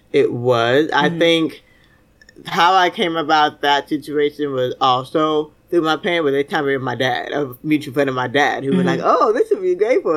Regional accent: Miami, Florida, United States; also born or lived in Fort Lauderdale, Florida; I grew up in Miami, Fort Lauderdale, Florida.

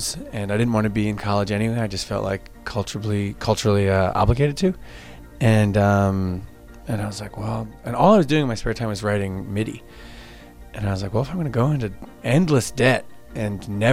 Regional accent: Long Island, New York, United States; moved away as an adult; also born or lived in Westchester, New York; now in Baltimore, United States; I grew up in Long Island, and I moved out of there when I was 18.

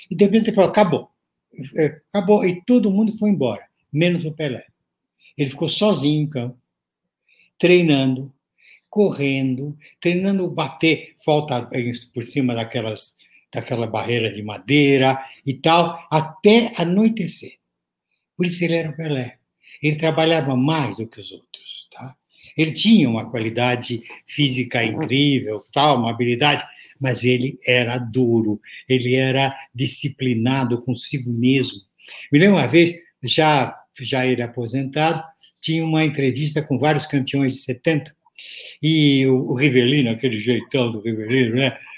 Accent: Santos, São Paulo, Brazil; now in São Paulo, Brazil; nasci em Santos, né? depois mudei para São Paulo para fazer faculdade, não, não saí mais.

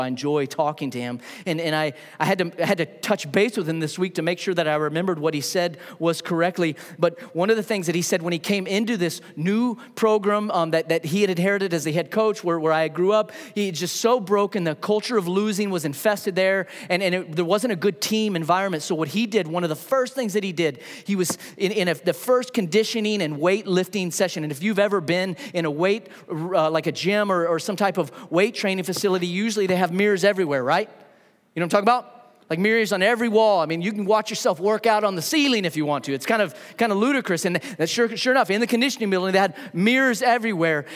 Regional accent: New Mexico, United States; now in Huntsville, United States; I grew up in New Mexico

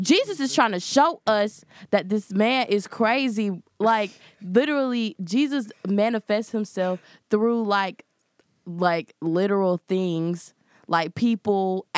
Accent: the South, United States; I'm from the South, so I got a lot of, like, Christian stuff, whatever. And I'm a Christian too

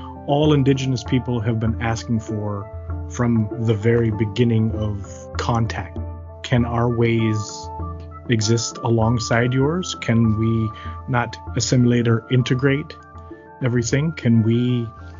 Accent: Flat Bay, Newfoundland and Labrador, Canada; I hail from the Mi'kmaq community of Flat Bay

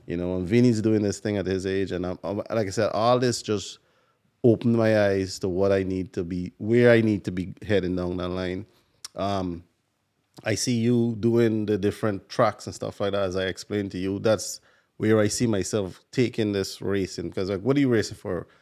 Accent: Guyana; now in New York, United States; I'm from Guyana

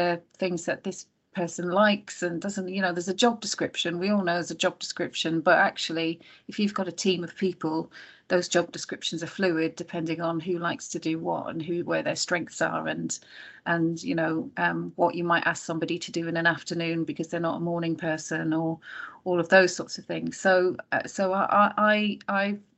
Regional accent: Ireland; moved away; I grew up in Ireland

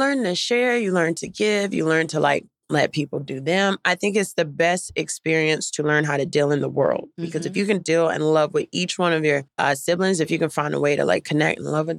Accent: Durham, North Carolina, United States; Durham, North Carolina.

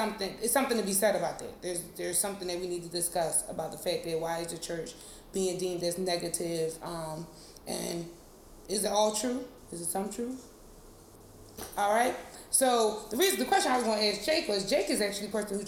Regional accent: Philadelphia, Pennsylvania, United States; now in Washington, D.C., United States; I am from the great place of Philadelphia, but I live in D.C.

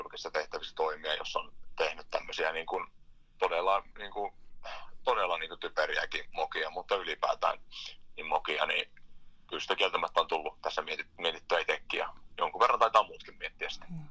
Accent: Inari, Lapland, Finland; lähin tänne Pohjois-Lappiin, Inaariin kotiseuduille

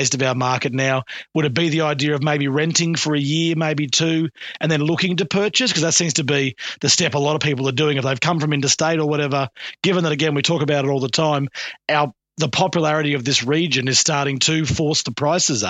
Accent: Buderim, Queensland, Australia; I grew up in Buderim

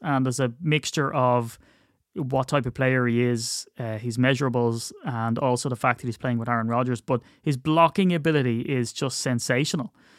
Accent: Ireland; as an Irishman

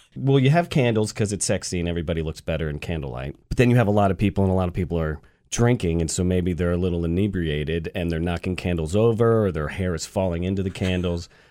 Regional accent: Atlanta, Georgia, United States; moved away as an adult; I'm from the South. I'm from Atlanta

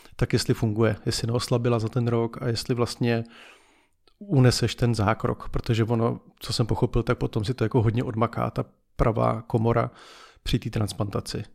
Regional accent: Czechia; že jsme Češi

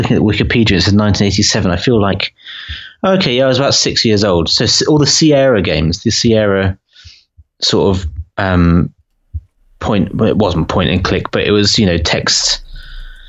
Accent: south of England, United Kingdom; I'm from the south of England.

